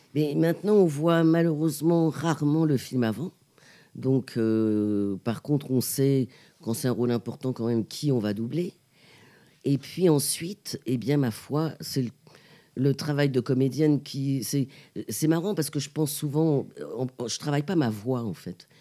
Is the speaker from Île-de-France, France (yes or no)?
yes; Pantin, Île-de-France, France; Une petite euh, togolo-pantinoise, c'est-à-dire moitié togolaise et moitié pantinoise, parce que je suis née à Pantin.